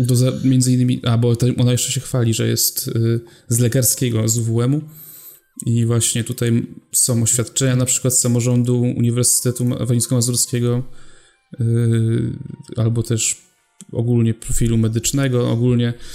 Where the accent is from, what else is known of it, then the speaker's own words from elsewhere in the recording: Poland; my tu jesteśmy z Polski